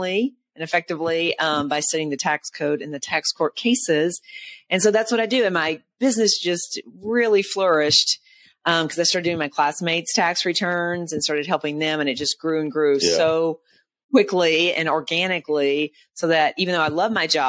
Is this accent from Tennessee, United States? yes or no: yes; Nashville, Tennessee, United States; it was in Nashville, Tennessee, if you can't tell by my accent